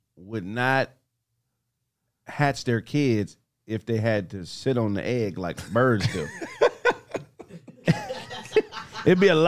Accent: Pasadena, California, United States; I'm from Pasadena

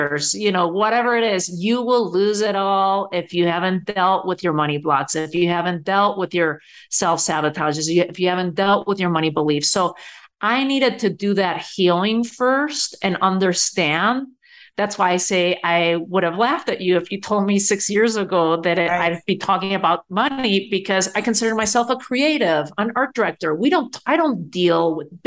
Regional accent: Spain; moved away as an adult; also born or lived in New York City; now in United States; I was born and raised in Spain

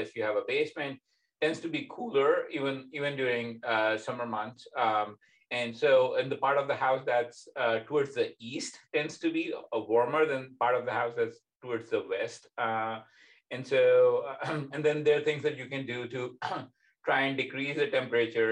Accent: Pakistan; now in Indiana, United States; being young, growing up in Pakistan, where it tends to be significantly hotter than, for example, here in America

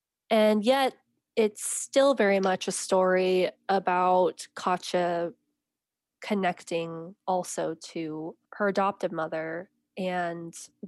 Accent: United States; And because I'm an American writer, I needed some way to enter the story as an American, as an outsider

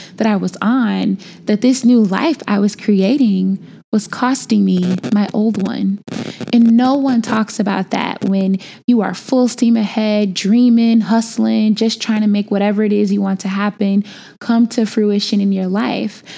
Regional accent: Chicago, Illinois, United States; born or raised there; moved away

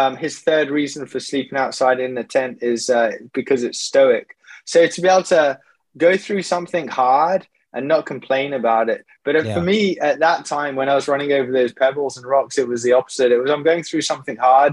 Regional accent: Wolverhampton, West Midlands, United Kingdom; moved away; I came back full circle, came back to my hometown and joined the 100 Marathon Club with Wolverhampton

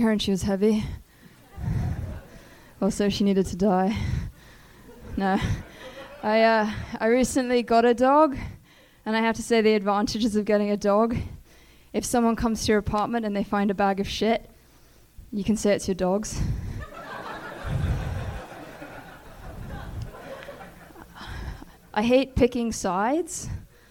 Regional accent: Hong Kong; moved away; also born or lived in Beijing; I grew up in Hong Kong.

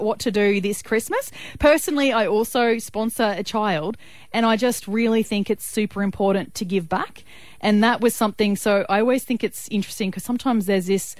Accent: Brisbane, Queensland, Australia; growing up in Brisbane, southeast Brisbane, we would always pack up the combi

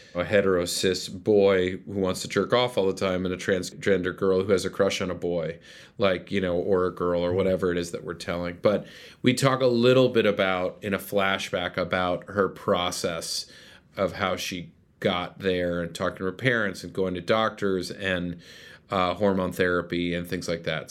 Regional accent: Westchester, New York, United States; also born or lived in White Plains; I grew up in Westchester

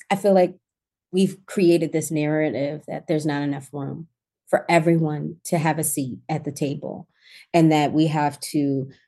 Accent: Baltimore, Maryland, United States; I came from Baltimore and I didn't go back home.

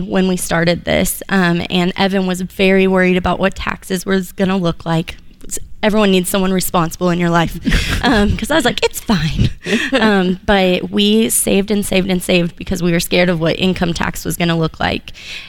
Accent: Texas, United States; I'm from West Texas.

